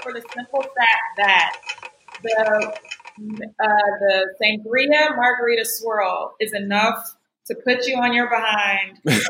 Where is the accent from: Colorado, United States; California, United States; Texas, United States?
Texas, United States; moved away as an adult; also born or lived in upstate New York; I'm from Texas. I'm from the South. I went to school in upstate New York